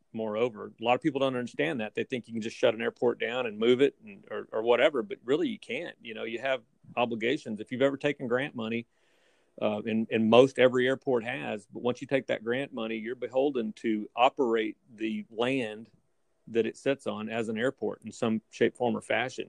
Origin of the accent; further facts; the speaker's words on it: Fort Worth, Texas, United States; also born or lived in Houston, Texas / Waco, Texas / Tyler, Texas; now in Rockport, United States; I actually grew up in Fort Worth. I was born in Fort Worth, and we moved around the state a little bit